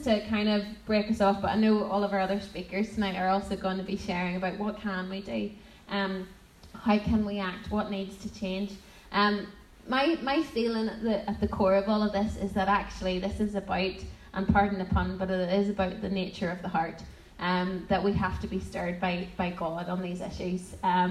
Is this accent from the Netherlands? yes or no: no; Portadown, Northern Ireland, United Kingdom; also born or lived in Lurgan / Guildford; I'm from Portadown for my sins, and now living in Guildford for my sins